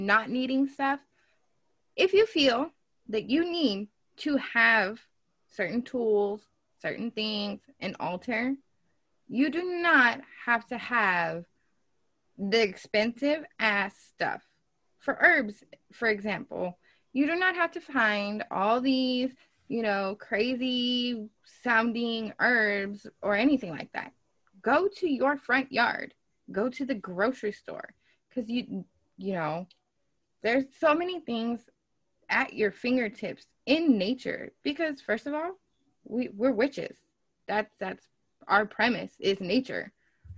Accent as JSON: {"language": "English", "region": "Texas", "country": "United States", "tie": "born or raised there", "said": "when I was growing up in Texas"}